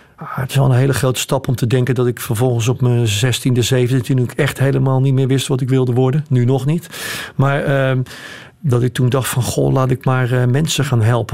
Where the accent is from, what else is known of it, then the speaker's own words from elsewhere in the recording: Rotterdam, South Holland, Netherlands; Ik ben ook geboren in Rotterdam